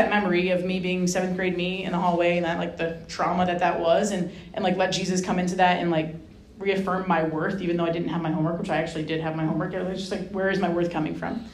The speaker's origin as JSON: {"language": "English", "region": "Rhode Island", "country": "United States", "tie": "born or raised there", "said": "I grew up in Rhode Island"}